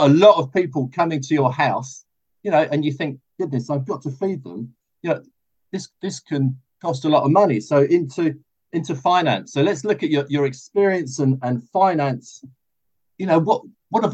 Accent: United Kingdom; Brits, we don't really like talking about money very much

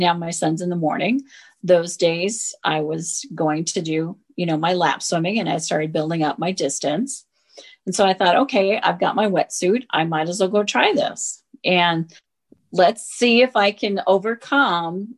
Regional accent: Minnesota, United States; now in Colorado, United States; I grew up in Minnesota

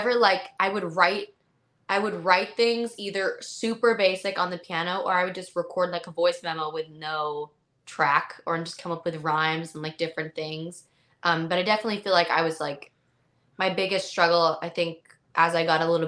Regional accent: Canada; I'm from Canada, so my whole life, I never know anything about like the States.

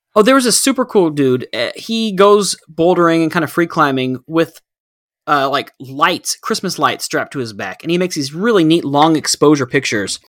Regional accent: Texas, United States; Coming from a culture that we grew up in here in Texas

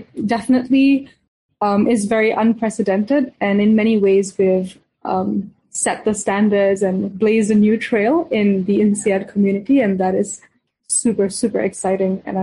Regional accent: Singapore; also born or lived in India; I was born in India and grew up in Singapore.

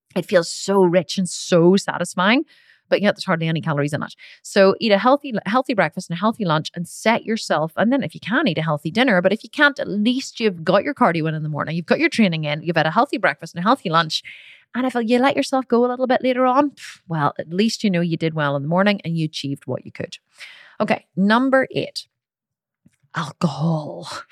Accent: Ireland; I'm Irish

